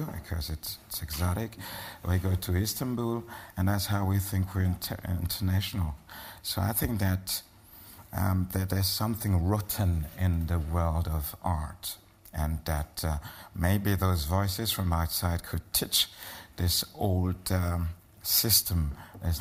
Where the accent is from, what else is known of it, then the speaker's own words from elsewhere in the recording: Cameroon; I'm a Bassa from Cameroon